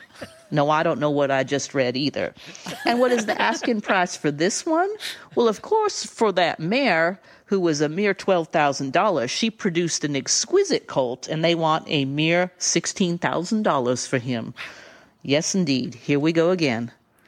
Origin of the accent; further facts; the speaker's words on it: the South, United States; accent: Southern; And I read it in my Southern Drift accent, which Glenn didn't really even listen to, as I understand it.